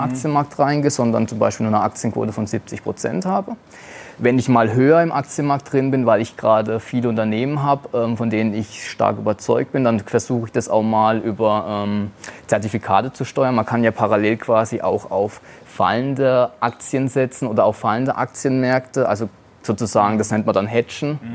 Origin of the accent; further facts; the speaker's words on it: Germany; als Deutscher